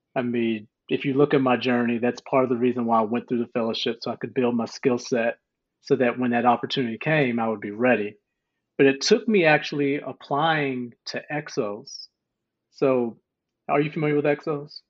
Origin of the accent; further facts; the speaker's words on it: White Sulphur Springs, West Virginia, United States; moved away as an adult; also born or lived in Akron, Ohio / North Carolina; I was born in Akron, Ohio, but raised in White Sulphur Springs, West Virginia.